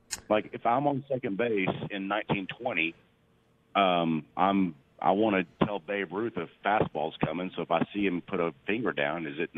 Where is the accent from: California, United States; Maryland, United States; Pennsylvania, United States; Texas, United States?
Texas, United States; Houston; I grew up in Houston.